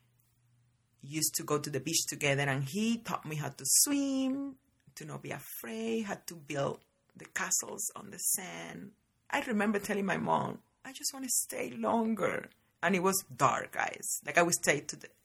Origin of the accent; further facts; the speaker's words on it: Varadero, Matanzas, Cuba; now in United States; born and raised in Cuba, in a little tiny town called Varadero